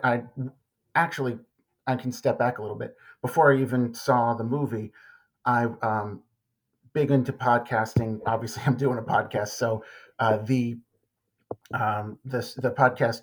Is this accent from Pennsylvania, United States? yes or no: no; Long Island, New York, United States; moved away as an adult; now in Dallas-Fort Worth, United States; as a native New Yorker, I'm from Long Island. I grew up going into the city